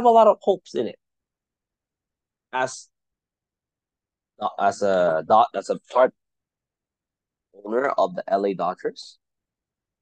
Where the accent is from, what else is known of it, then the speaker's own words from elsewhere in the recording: Philippines; first language Tagalog; English is a second language; now in United States; As a Filipino living in the United States